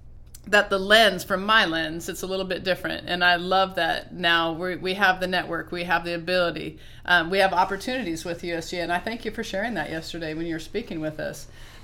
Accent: Oregon, United States; And I'm working, I'm from Oregon, so we're trying to put together a team of supers

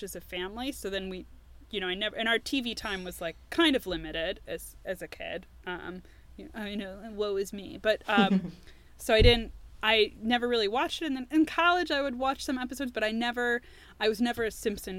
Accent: Cleveland, Ohio, United States; accent: Cleveland; my Cleveland accent like very strong

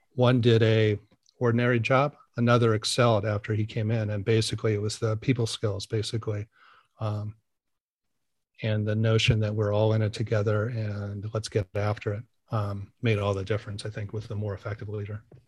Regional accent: Portland, Oregon, United States; also born or lived in San Francisco, California / Tiburon, California; I grew up here in Portland

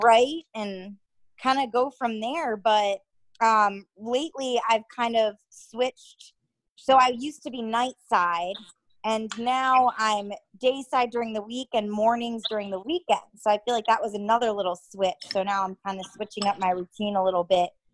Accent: Connecticut, United States; moved away; I am from Connecticut. Where I'm from is probably around 45 minutes out of New York City, so pretty close there

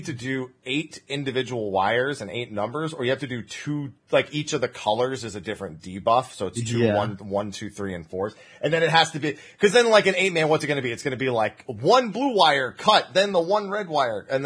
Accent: United States; I'm the only one from America

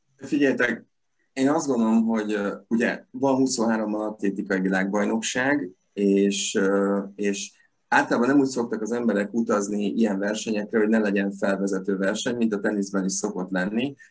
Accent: Veszprém, Veszprém County, Hungary; én ott születtem a Veszprémi kórházban

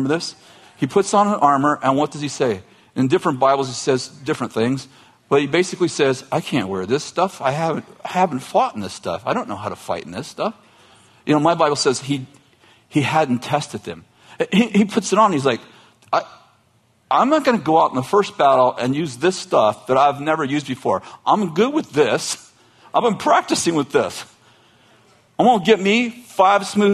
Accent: Weaverville, California, United States; I'm from Trinity County. What part? Weaverville

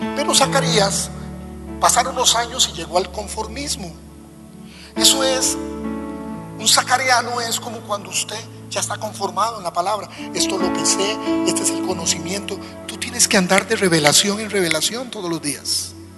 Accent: Costa Rica; nuestras iglesias de pico y pala, decimos en mi país

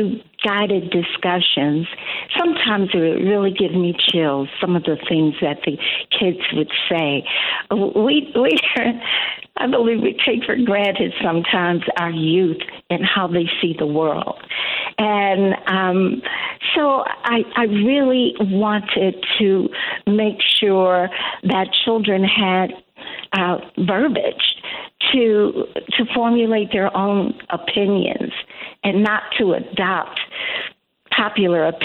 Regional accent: Chicago, Illinois, United States; I live in the southern suburbs and born and bred in Chicago. Chicago's home

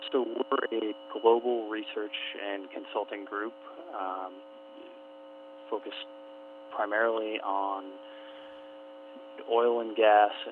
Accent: Alaska, United States; moved away as an adult; also born or lived in Houston; now in New York City, United States; Uh, I am an Alaskan. I was actually born in Valley Hospital years ago. Um, I grew up in Alaska.

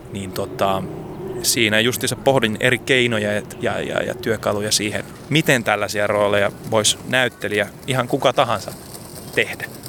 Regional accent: Helsinki, Uusimaa, Finland; mä oon Helsingistä, mä oon tota Itä-Helsingin kasvatti

